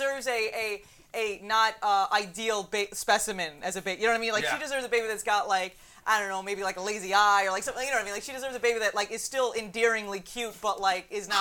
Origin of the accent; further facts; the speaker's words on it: New York, United States; accent: Long Island; someone from New York, and who's lived in different parts of New York, obviously, but, you know, sounds more like Long Island